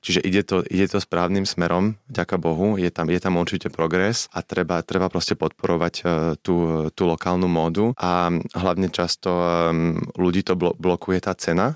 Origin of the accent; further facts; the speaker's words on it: Slovakia; moved away as an adult; ja som veľmi hrdý na to, že som zo Slovenska a stále sa považujem za Slováka, napriek tomu, že žijem 16 rokov v zahraničí